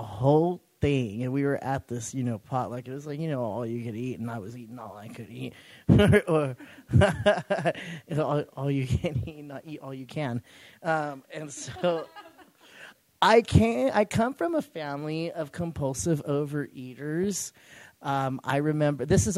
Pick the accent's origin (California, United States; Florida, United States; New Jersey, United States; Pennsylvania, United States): California, United States; Clovis; I hail from Clovis, California.